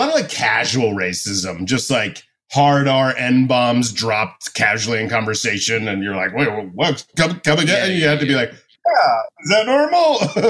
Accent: Boca Raton, Florida, United States; moved away as an adult; also born or lived in Miami, Florida / Boston; now in New York, United States; I grew up in suburban Florida, Boca Raton, Florida. And I resent my parents to this day for dragging me there. But I was 3 years old.

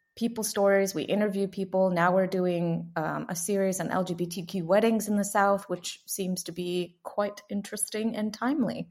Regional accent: San Miguel de Allende, Guanajuato, Mexico; also born or lived in Atlanta, Georgia, United States; now in Fort Worth, United States; I'm originally from a little town in the middle of the mountains, um, about four hours north of Mexico City. It's about twenty-two hours from the border of the U S, and the town is called San Miguel de Allende in the state of Guanajuato

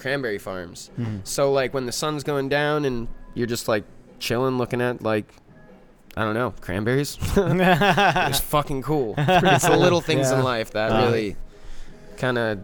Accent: Pine Barrens, New Jersey, United States; moved away; I grew up in the Pine Barrens

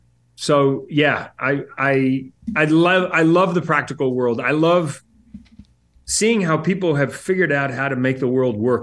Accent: New Zealand; I'm originally from New Zealand.

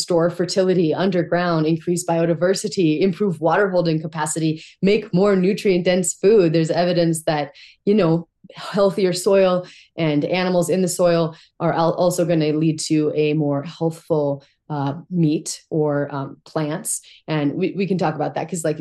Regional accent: Montana, United States; I grew up in Montana. These are my people

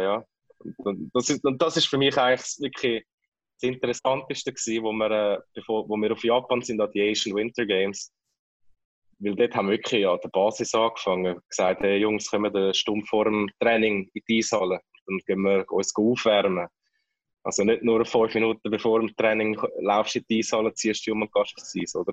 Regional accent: Kloten, Zurich, Switzerland; moved away; als Klotner und als Kloten-Fan

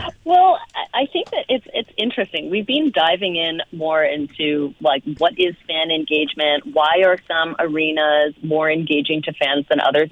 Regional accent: Canada; moved away; also born or lived in Las Vegas; as a Canadian

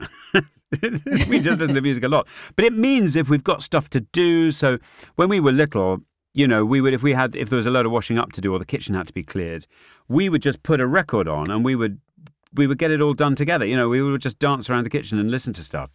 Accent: Northumberland, North East England, United Kingdom; I grew up in Northumberland

